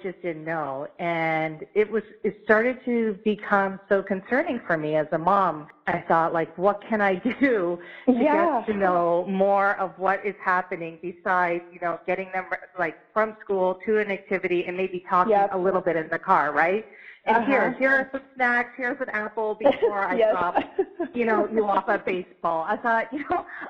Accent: London, Ontario, Canada; moved away as an adult; also born or lived in Ottawa / Halifax / Chicago; I was kind of born and raised in London

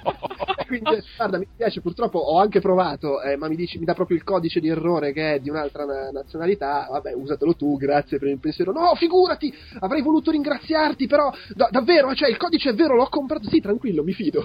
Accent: Italy; Io sono del, ah, io sono dell'Italia.

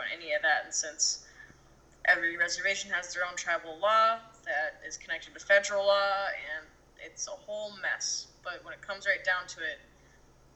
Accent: North Dakota, United States; moved away; I'm from North Dakota originally

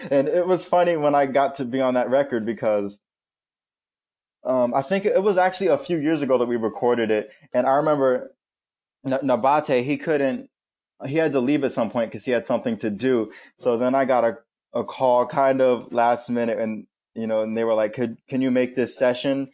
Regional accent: Florida, United States; moved away as an adult; also born or lived in Indiana; now in New York, United States; I was born in Indiana, but I moved down to Florida when I was about five or six, so I'm definitely more of a Floridian

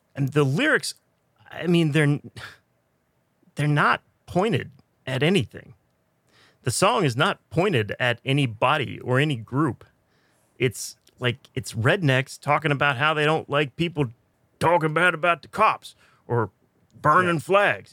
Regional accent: United States; I am an American

